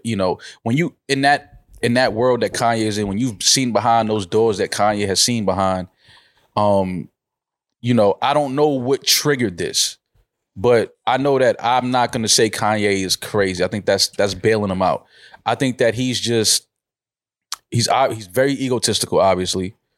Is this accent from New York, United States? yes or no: yes; New York, United States; moved away; I'm from New York